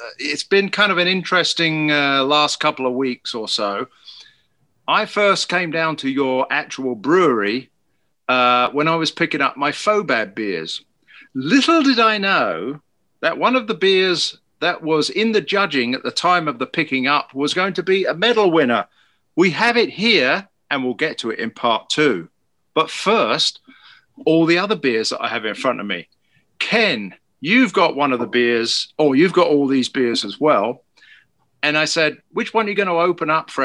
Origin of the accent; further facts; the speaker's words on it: United Kingdom; moved away; I'm the Brit